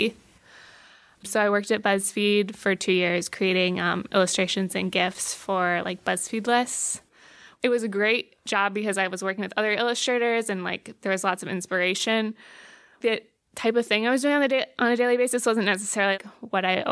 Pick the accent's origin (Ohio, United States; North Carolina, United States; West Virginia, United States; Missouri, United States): Ohio, United States; Granville; moved away as an adult; also born or lived in Syracuse, New York; now in New York City, United States; I grew up in Granville, Ohio, which is just outside of Columbus